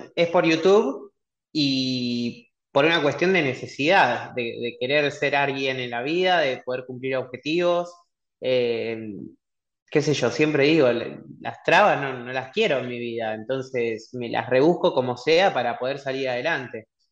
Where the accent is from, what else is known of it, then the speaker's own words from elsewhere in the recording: Cañada de Gómez, Santa Fe, Argentina; moved away as an adult; also born or lived in Rosario; now in Buenos Aires, Argentina; soy de Rosario, viví mucho tiempo en una ciudad muy chiquita que está ahí a una hora, que se llama Tania de Gómez. A los 18 años me vine a Buenos Aires